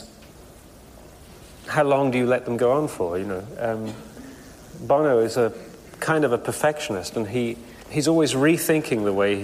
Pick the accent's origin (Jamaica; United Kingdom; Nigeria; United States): United Kingdom; England; I'm English